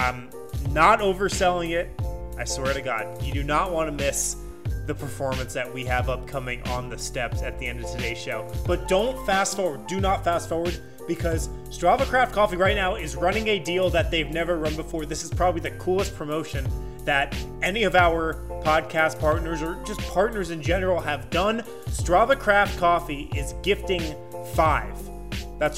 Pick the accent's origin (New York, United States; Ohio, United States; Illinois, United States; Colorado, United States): Colorado, United States; Boulder; born or raised there